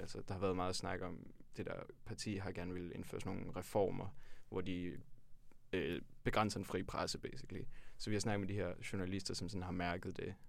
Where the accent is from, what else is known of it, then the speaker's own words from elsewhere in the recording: Tølløse, Zealand, Denmark; jeg kommer fra Tølløse på Vestjylland